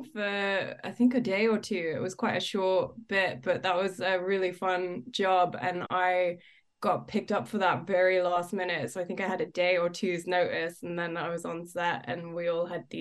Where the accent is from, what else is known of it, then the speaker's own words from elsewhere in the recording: London, United Kingdom; I grew up in London